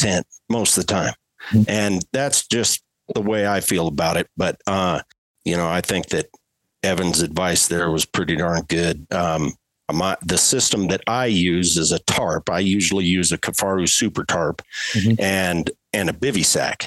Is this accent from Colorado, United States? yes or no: yes; Colorado, United States; that's my home state